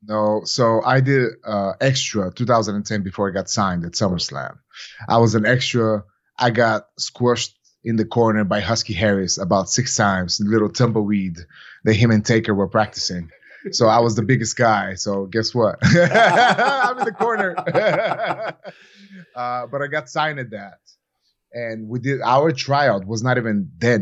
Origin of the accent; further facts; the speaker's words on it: Bulgaria; moved away; my whole entire life growing up in Bulgaria